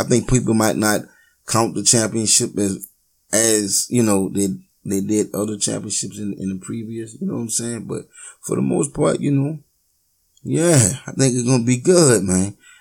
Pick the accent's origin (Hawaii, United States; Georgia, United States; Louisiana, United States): Louisiana, United States; I'm from Louisiana